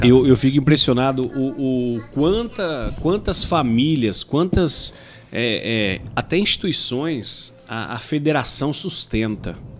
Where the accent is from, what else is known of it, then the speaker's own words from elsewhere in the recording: Ouroeste, São Paulo, Brazil; also born or lived in Goiás / Mato Grosso do Sul / Campo Grande; now in Rondonópolis, Brazil; de onde eu nasci, fui criado, Oroeste, que tem lá seus 8, 10 mil habitantes